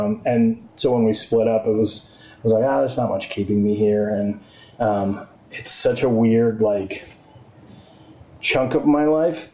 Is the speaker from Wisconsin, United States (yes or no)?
no; Exeter, New Hampshire, United States; also born or lived in Arizona; I grew up in Exeter